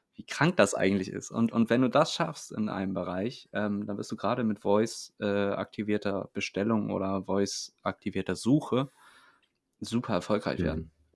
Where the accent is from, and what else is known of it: Itzehoe, Schleswig-Holstein, Germany; moved away